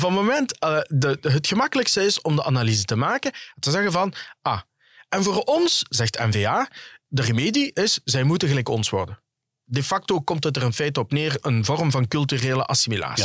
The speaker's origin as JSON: {"language": "Dutch", "town": "Genk", "region": "Flanders", "country": "Belgium", "accent": "Limburg", "said": "de mensen zullen wel horen aan mijn accent dat ik van Limburg kom"}